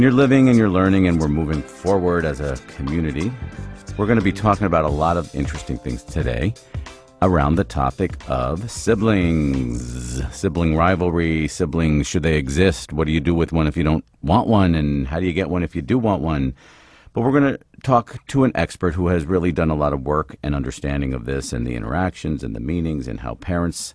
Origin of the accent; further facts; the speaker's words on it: near Kutztown, Pennsylvania, United States; My hometown is not too far, about 10 miles from there.